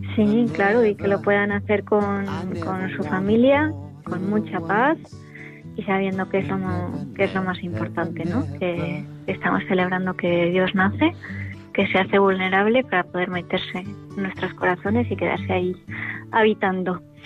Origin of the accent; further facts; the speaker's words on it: Valencian Community, Spain; moved away as an adult; now in Pamplona, Spain; ahora estamos en Valencia con mi familia